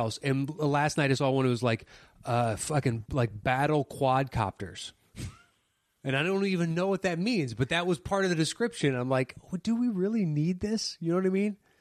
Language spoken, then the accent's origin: English; United States; as an American